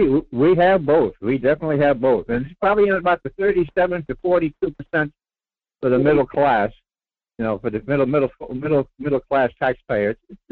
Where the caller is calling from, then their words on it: Rhode Island, United States; It's … in Rhode Island.